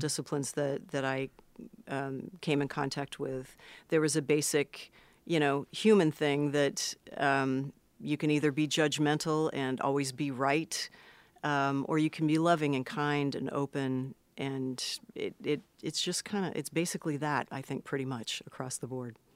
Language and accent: English; Los Angeles, California, United States; I was born in Los Angeles, proper